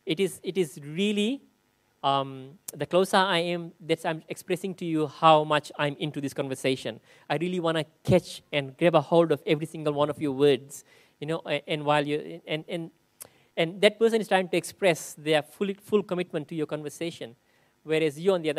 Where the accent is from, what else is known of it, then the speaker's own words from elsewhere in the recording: Fiji; moved away; growing up in Fiji, and 50%, like almost 30% of the population is Muslim